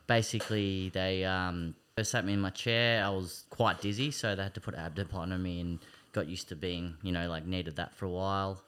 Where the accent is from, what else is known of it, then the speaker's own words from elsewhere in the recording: Greensborough, Victoria, Australia; also born or lived in Kangaroo Ground / Smiths Gully / Eltham; I was born in Greensboro. Um, I've lived a lot of different areas. I've lived out in Hillsville, um, out in Kangaroo Ground, um, Smith Gully